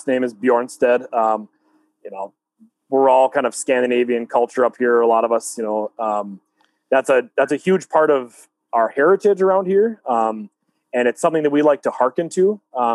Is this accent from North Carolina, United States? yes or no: no; Fargo, North Dakota, United States; We're all from the Fargo-Moorhead area.